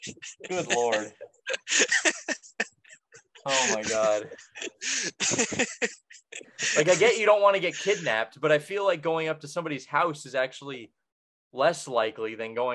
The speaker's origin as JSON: {"language": "English", "country": "United States", "said": "I'm an American."}